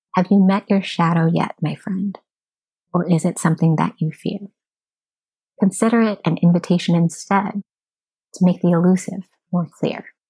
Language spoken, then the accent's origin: English; United States; As an American society